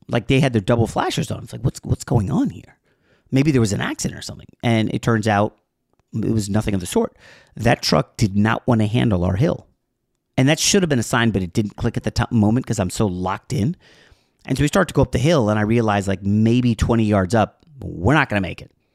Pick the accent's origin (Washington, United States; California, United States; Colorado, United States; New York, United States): New York, United States; moved away as an adult; now in Pennsylvania, United States; I was born in New York